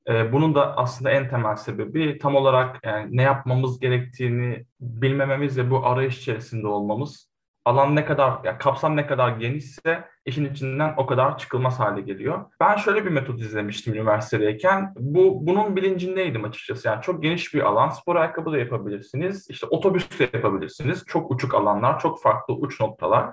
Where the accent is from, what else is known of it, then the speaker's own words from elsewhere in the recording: Zonguldak, Turkey; Zonguldak doğumluyum